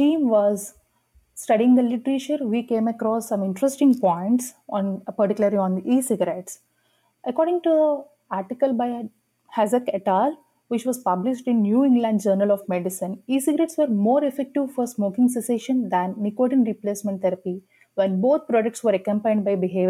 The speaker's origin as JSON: {"language": "English", "country": "India", "moved": "yes", "said": "I'm an international medical graduate from India. I did my med school back in my home country"}